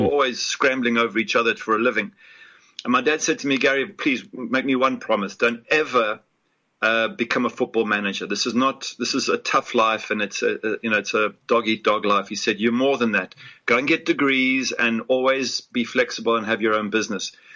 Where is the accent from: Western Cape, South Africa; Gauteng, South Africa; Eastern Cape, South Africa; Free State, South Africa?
Gauteng, South Africa; Johannesburg; moved away as an adult; also born or lived in Ipswich, England / Cape Town, South Africa; now in Florida, United States; I, am basically South African in the sense that um, I grew up there and I see myself as South African